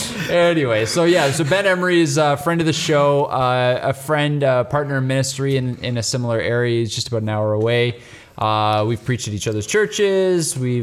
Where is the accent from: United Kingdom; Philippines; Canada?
Canada; And we're Canadian.